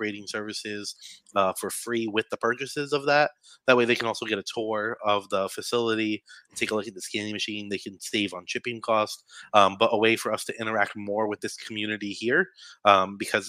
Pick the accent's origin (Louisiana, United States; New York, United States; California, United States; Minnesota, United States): New York, United States; New York City; I'm from Staten Island